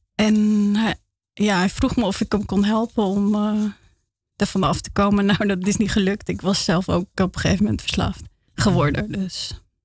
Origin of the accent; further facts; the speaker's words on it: Rotterdam, South Holland, Netherlands; now in Amsterdam, Netherlands; ik ben opgegroeid in Feyenoord